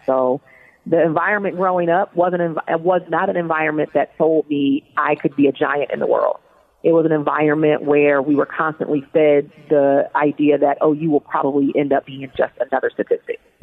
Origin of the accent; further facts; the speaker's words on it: Baltimore, Maryland, United States; So I was born and raised in Baltimore, Maryland, and actually raised in an inner city housing project in Baltimore, Maryland